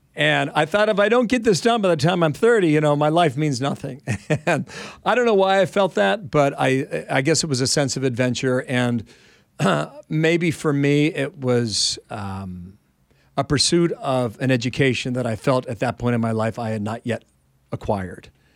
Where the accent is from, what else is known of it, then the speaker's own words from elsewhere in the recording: Ohio, United States; I'm from Ohio